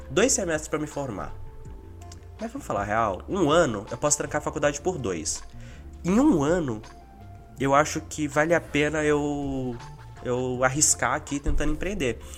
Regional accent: Minas Gerais, Brazil; now in São Paulo, Brazil; Eu saí de Minas, vim pra São Paulo, morei na casa do Thiago uns seis meses

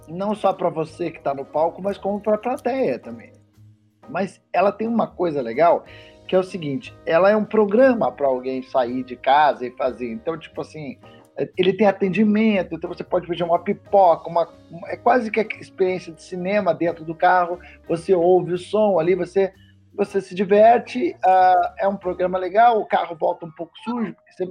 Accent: Curitiba, Paraná, Brazil; eu sou de Curitiba, lá nunca teve drive-in

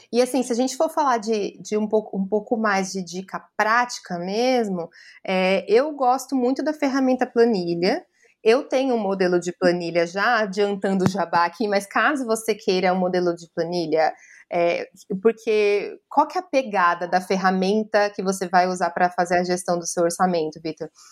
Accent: São Paulo, Brazil; eu também sou do centro de São Paulo, aqui a gente tem um monte de morador de rua

